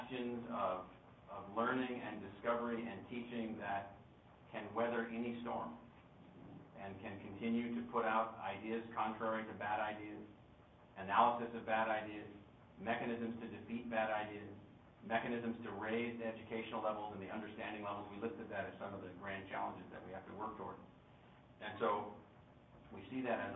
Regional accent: California, United States; I was born in California

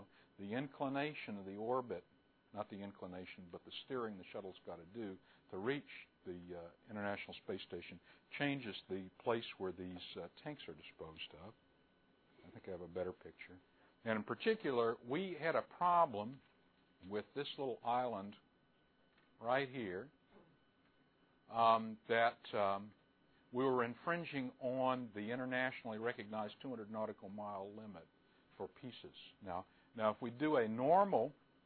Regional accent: New Mexico, United States; I grew up in New Mexico in the 1970s.

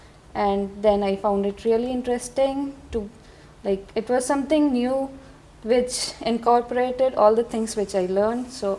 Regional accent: India; moved away; from India

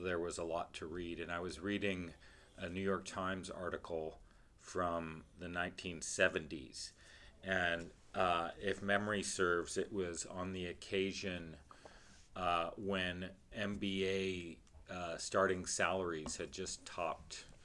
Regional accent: Canada; moved away; I'm Canadian.

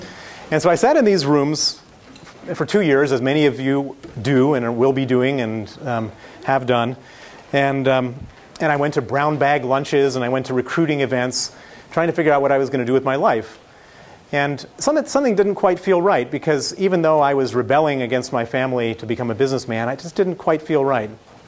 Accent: Chicago, Illinois, United States; accent: American accent from Chicago; moved away as an adult; also born or lived in London / Moscow; Indeed, I am an American. I'm from Chicago. But I come from a very unusual family.

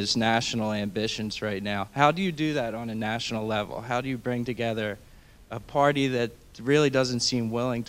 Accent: Philadelphia, Pennsylvania, United States; also born or lived in Springfield; I'm from Philadelphia. I'm from Springfield, right?

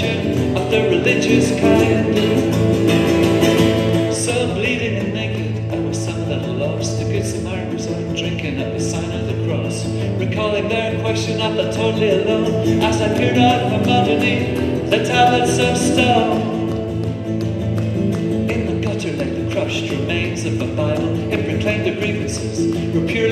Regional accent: Belfast, Northern Ireland, United Kingdom; moved away; also born or lived in Dublin; Growing up in Belfast, I wrote a lot of poetry

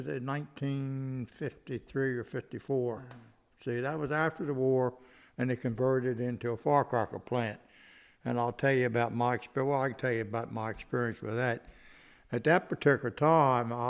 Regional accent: Chestertown, Maryland, United States; also born or lived in Salisbury, Maryland; probably about 1942 we moved in Chestertown

